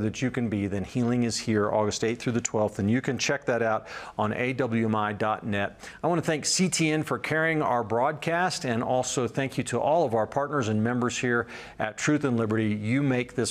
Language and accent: English; Colorado, United States; here in my home state of Colorado